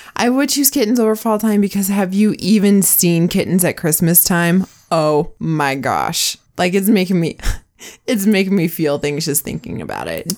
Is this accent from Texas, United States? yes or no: no; Washington, United States; now in Utah, United States; I grew up in Washington, which is great, and I love it, and I miss it, but it's the evergreen state for a reason